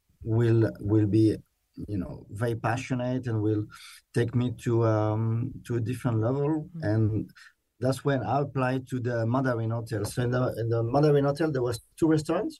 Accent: France; moved away as an adult; also born or lived in London; now in Melbourne, Australia; I'm from the Loire Valley in France

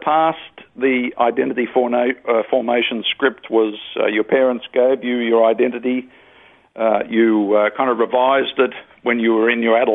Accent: Australia; I'm an Australian, I'm male

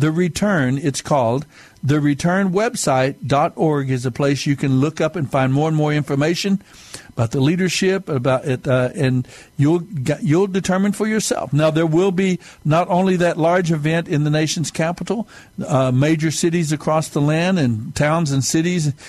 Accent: United States; we are, as a people of America, as American people

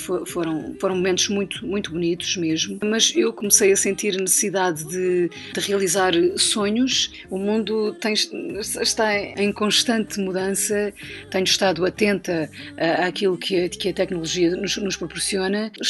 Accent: Ribatejo, Portugal; born there; e por isso é que eu nasci no Ribatejo e o meu irmão, por exemplo, nasceu em Paredes, ao lado do Porto.

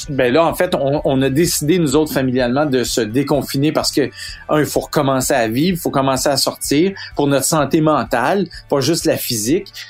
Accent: Quebec, Canada; ici, chez nous, au Québec, puis au Canada

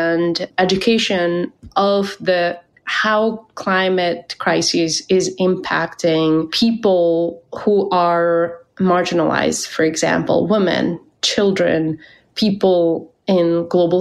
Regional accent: Pakistan; moved away; I was born and raised in Pakistan

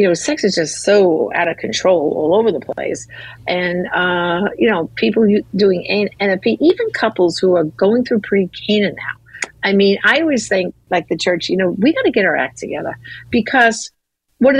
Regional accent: New York, United States; I grew up in New York.

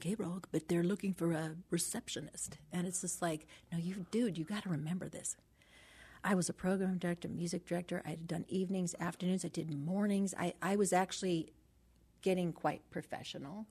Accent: Los Angeles, California, United States; born and raised in San Pedro

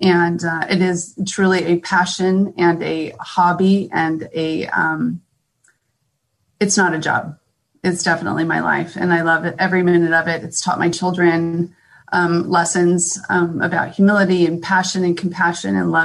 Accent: San Diego, California, United States; moved away as an adult; now in Temecula, United States; I was born and raised in San Diego

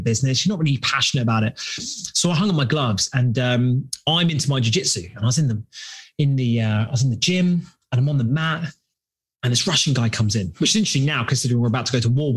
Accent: London, United Kingdom; As you can tell by my sexy accent, I'm from London, England.

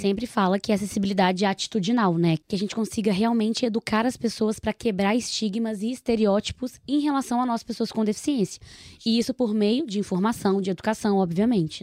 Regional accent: Nova Lima, Minas Gerais, Brazil; accent: mineiro; Eu venho de Nova Lima, sou mineira, acho que já deve ter reparado pelo sotaque

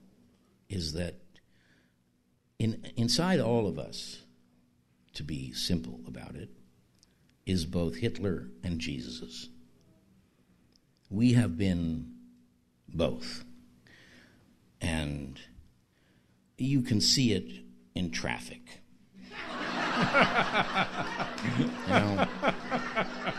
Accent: New York City, New York, United States; I am from Bayside

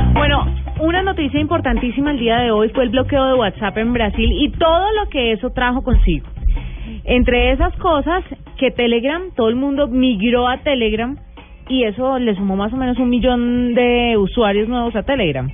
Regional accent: Tuta, Boyacá, Colombia; moved away; Aposentos Tuta, mi pueblo

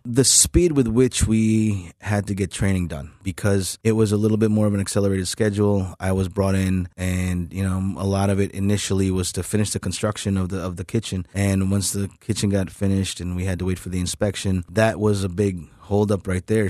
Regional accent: New York City, New York, United States; moved away; I didn't grow up here, unfortunately, but I grew up in Queens, New York

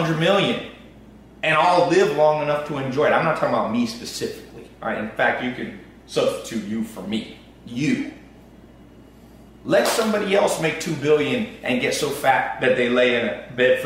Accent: United States; I'm American

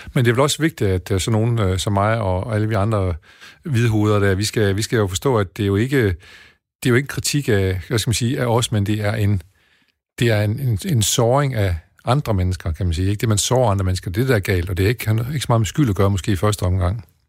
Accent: Denmark; vi som danskere

